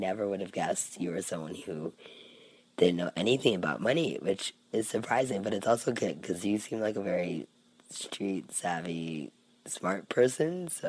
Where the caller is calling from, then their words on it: Cayman Islands; I'm a listener from the Cayman Islands.